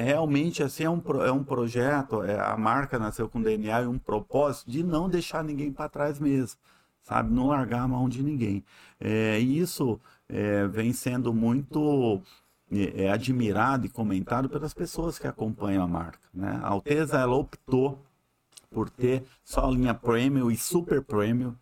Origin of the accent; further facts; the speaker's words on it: Mato Grosso, Brazil; moved away as an adult; also born or lived in Uberlândia; now in Manaus, Brazil; sou mato-grossense